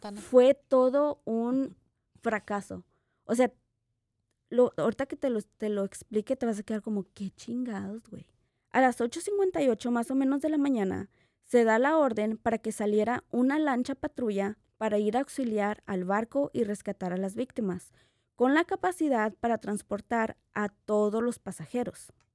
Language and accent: Spanish; Mexico; como latina, como mexicana